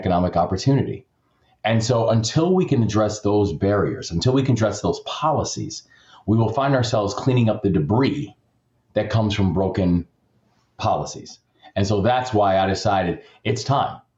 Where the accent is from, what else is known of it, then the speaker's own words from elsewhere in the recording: Maryland, United States; my home state